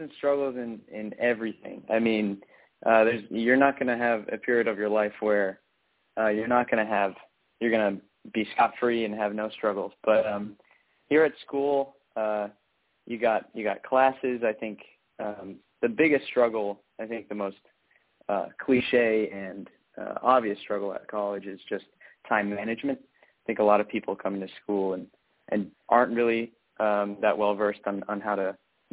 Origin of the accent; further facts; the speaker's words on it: Rhode Island, United States; moved away as an adult; now in Washington, D.C., United States; I'm originally from Rhode Island